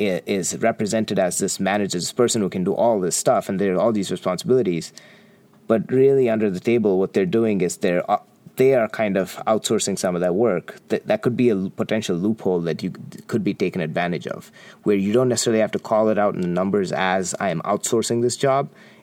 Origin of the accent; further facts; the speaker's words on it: Qatar; I grew up in Qatar. My dad worked in Qatar for 37 years. It was an interesting little country.